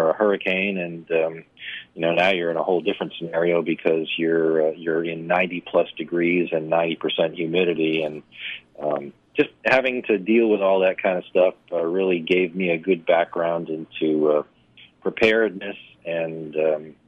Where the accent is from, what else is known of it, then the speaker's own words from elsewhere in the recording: New Hampshire, United States; moved away; also born or lived in Florida; I grew up in New Hampshire